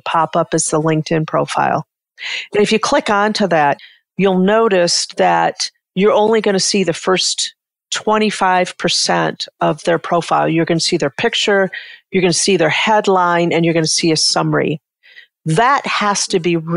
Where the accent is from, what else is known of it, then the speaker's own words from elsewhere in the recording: Detroit, Michigan, United States; I grew up in Detroit